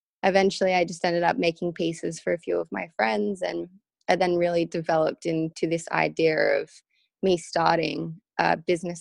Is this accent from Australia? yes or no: yes; Sydney, New South Wales, Australia; also born or lived in Vail, Colorado, United States; I grew up in Sydney, Australia, but it's really interesting because a lot of people don't actually know that I was born in Vail, Colorado. And I only lived there till I was 5